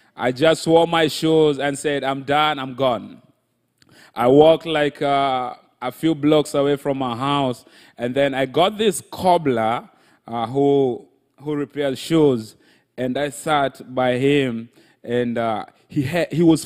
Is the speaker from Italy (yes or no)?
no; Kenya; I was born in Kenya. Automatically, I was born in Kenya.